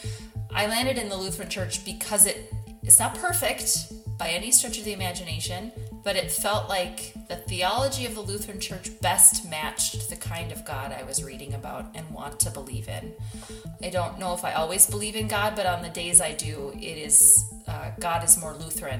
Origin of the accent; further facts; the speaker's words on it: Minnesota, United States; I am born and raised in Minnesota